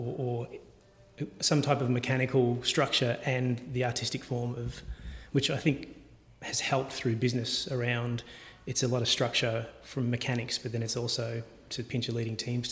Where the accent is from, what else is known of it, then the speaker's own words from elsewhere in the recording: Geelong, Victoria, Australia; Parents moved to Geelong when I was 6 months old, so... We grew up in Grovedale